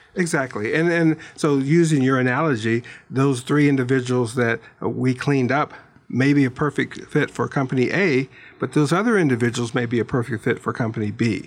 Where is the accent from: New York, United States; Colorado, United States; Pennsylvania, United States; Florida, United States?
Pennsylvania, United States; Pittsburgh; now in Tucson, United States; I'm from Pittsburgh